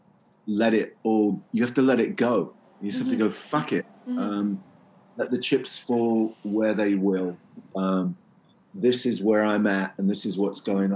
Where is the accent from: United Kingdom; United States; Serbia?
United Kingdom; England; I'm English